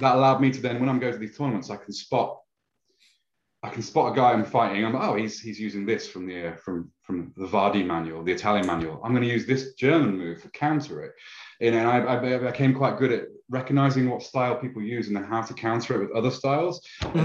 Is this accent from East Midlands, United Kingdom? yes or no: yes; Lincoln, East Midlands, United Kingdom; We've got a lovely castle, a lovely medieval city where I live in Lincoln